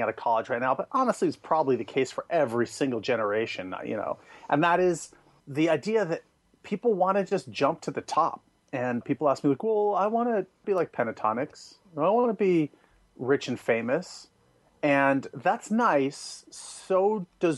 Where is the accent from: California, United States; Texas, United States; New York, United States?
California, United States; San Francisco; moved away; I'm from San Francisco